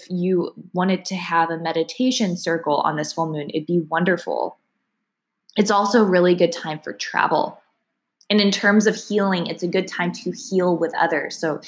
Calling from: Austin, Texas, United States; keep in mind, I'm coming from Austin, Texas, so the degrees are going to vary a little bit.

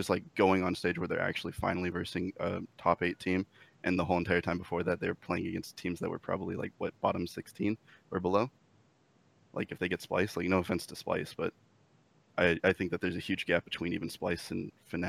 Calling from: Monrovia, California, United States; I'm calling from Monrovia, California.

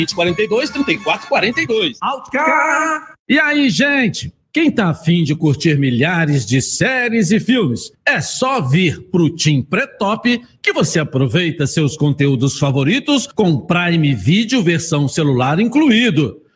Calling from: Campo Grande, Brazil; quem está falando … de Campo Grande, tricolor da Laranjeira.

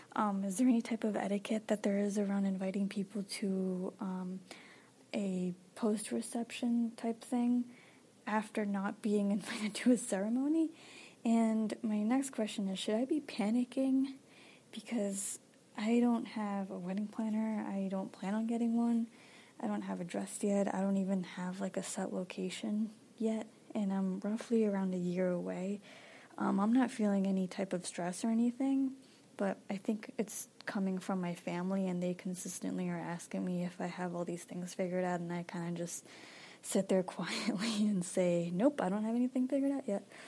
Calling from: Boston, Massachusetts, United States; I'm calling from Boston, Massachusetts

